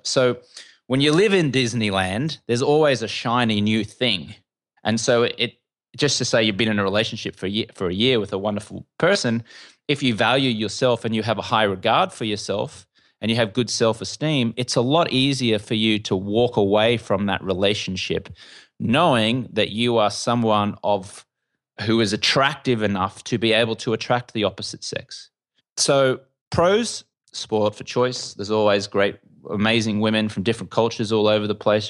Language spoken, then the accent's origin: English; Brisbane, Queensland, Australia; moved away as an adult; also born or lived in London; now in Los Angeles, United States; you can tell I'm an Australian. Uh, I grew up in Brisbane, in Australia